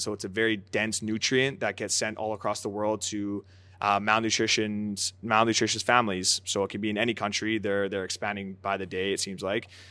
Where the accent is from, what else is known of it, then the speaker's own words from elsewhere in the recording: Aldergrove, British Columbia, Canada; also born or lived in Surrey, British Columbia; now in Montreal, Canada; growing up in Canada, where soccer isn't the number one sport